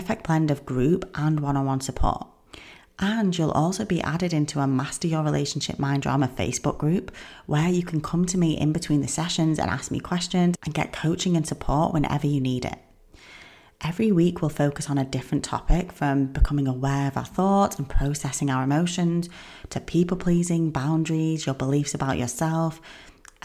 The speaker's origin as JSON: {"language": "English", "region": "England", "country": "United Kingdom", "said": "I'm from England"}